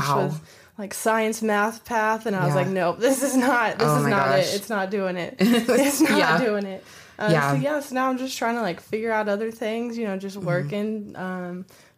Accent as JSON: {"language": "English", "region": "Oklahoma", "country": "United States", "tie": "born or raised there", "said": "I'm from Oklahoma. I've always grown up here"}